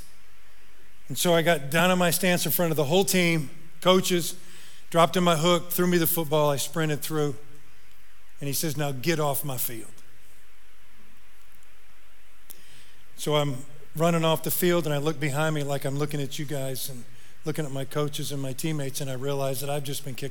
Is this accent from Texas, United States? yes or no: no; Northern Indiana, United States; moved away; I'm from Northern Indiana.